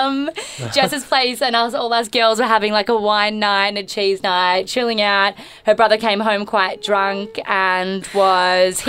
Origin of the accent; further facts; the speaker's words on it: Melbourne, Victoria, Australia; We've all grown up in Melbourne.